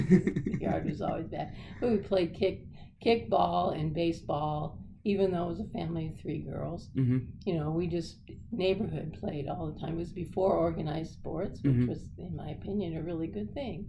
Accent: Oakland, Nebraska, United States; moved away as an adult; Oakland is a great place to grow up. Really a great little town, and it still is.

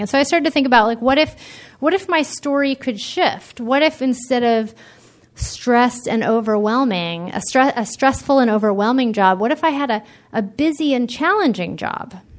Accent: East Coast, United States; now in California, United States; I grew up on the East Coast, and I when I moved to California

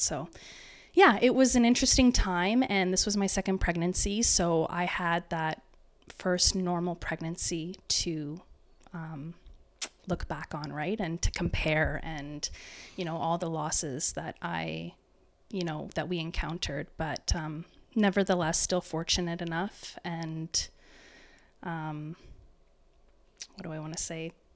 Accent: Waterloo Region, Ontario, Canada; I'm from the Waterloo region

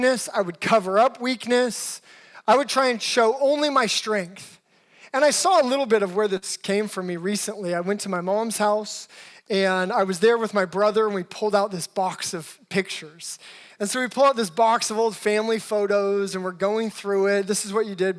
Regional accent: Alaska, United States; also born or lived in Seattle, United States; now in Los Angeles, United States; I'm actually originally from Alaska and then lived a good portion of my life in Seattle. Been in Los Angeles for a little over 10 years now.

